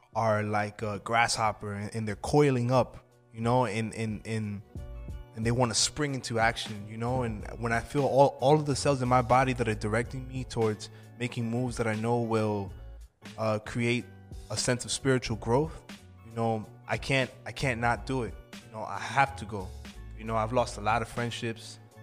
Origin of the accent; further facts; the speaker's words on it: Freeport, New York, United States; also born or lived in Medellín, Colombia; I'm from a town called Freeport, Port Knox, New York